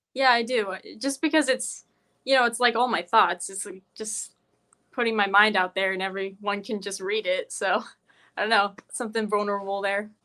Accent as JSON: {"language": "English", "town": "Carroll", "region": "Iowa", "country": "United States", "said": "I'm from Carroll, Iowa"}